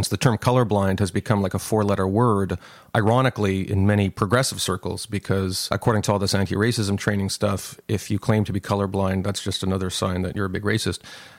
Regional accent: Canada; I'm this guy from Canada

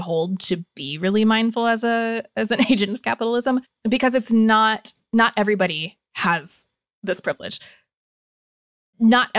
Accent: Northern Indiana, United States; moved away; I grew up in Northern Indiana

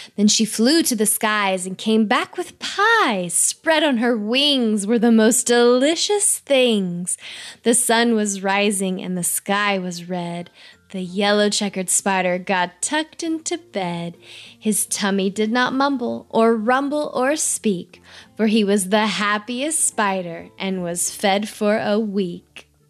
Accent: Texas, United States; I'm from Texas too

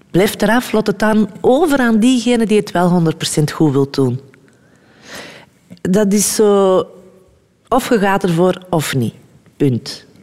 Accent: Germany; ik kwam van Duitsland en ik, had, ik deed niet anders daar dan na school dansen, dansen, dansen, dansen.

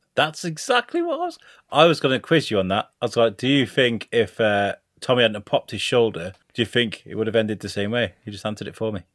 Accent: Shrewsbury, West Midlands, United Kingdom; in Shrewsbury, my, in the U K, my hometown

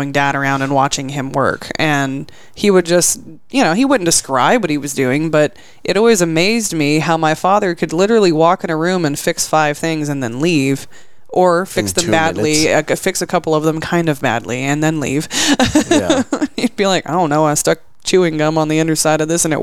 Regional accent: New Mexico, United States; now in Texas, United States; I'm from New Mexico

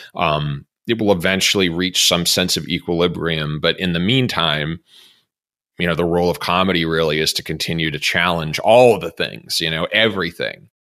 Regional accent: Massachusetts, United States; my home state of, our, well, our home state of Massachusetts

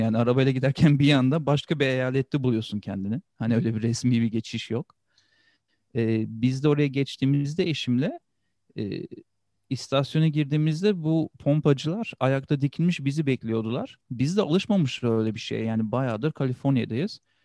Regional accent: Turkey; moved away as an adult; also born or lived in Switzerland; now in California, United States; Sonra Türkiye'ye geçtik, yerleştik

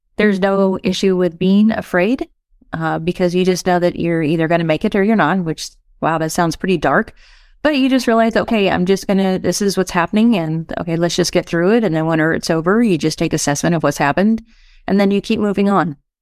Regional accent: West Texas, United States; moved away as an adult; also born or lived in Southern California; I grew up in West Texas

